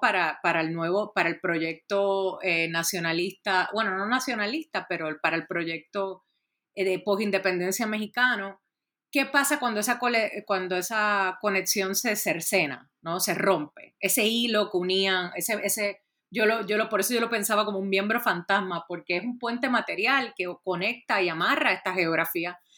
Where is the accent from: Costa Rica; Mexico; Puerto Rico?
Puerto Rico; yo soy originalmente de Puerto Rico